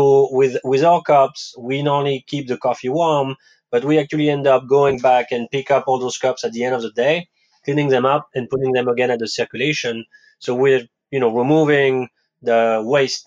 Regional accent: France; English is a second language; moved away as an adult; also born or lived in West Coast, United States; now in New York, United States; I was actually born in France

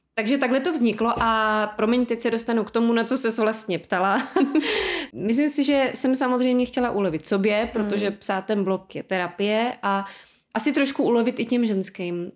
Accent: Czechia; my i jako Češi

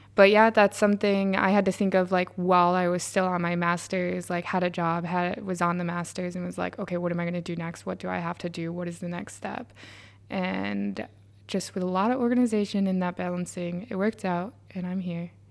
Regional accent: New York, United States; moved away as an adult; now in Sunderland, United Kingdom; am from New York or, like, I also went there in university

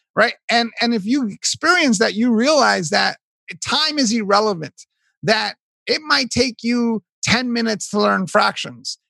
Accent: New York City, New York, United States; I was born raised in Hell's Kitchen, New York.

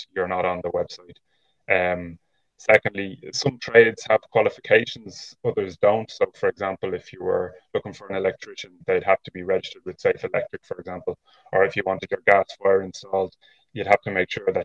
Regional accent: Dublin, Leinster, Ireland; moved away as an adult; now in County Wicklow, Ireland; I would have been born and raised in Dublin, but living in Wicklow now with my family

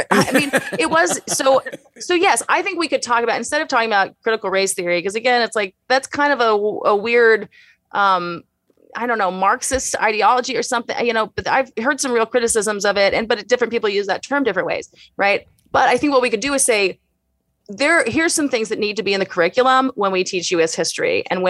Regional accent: Houston, Texas, United States; In Houston.

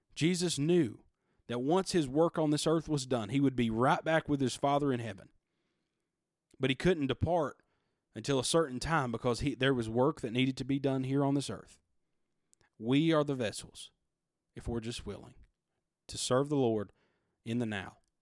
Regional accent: United States; we, as American citizens

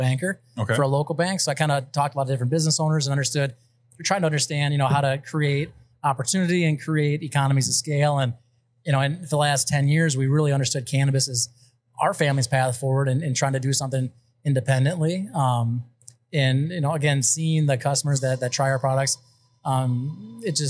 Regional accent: East Dubuque, Illinois, United States; I grew up in East Dubuque, right across the river

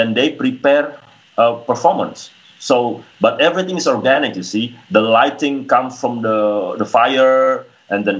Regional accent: Sulawesi, Indonesia; it was in Sulawesi, my hometown, in an area called Sigi

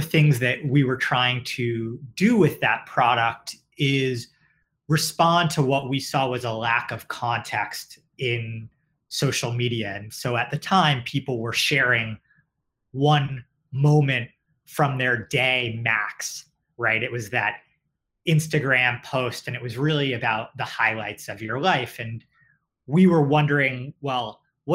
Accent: New York City, New York, United States; also born or lived in Westchester; I grew up in New York, both in the city and in Westchester. So have stayed local.

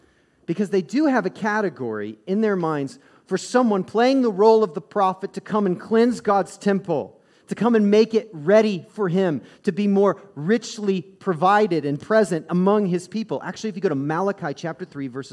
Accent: Midwest, United States; also born or lived in the South; I grew up in the South and in the Midwest

